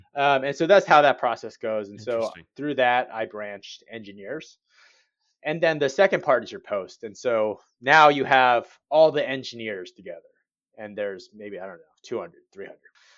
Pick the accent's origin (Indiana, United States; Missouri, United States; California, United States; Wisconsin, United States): California, United States; Cerritos; moved away; growing up in Cerritos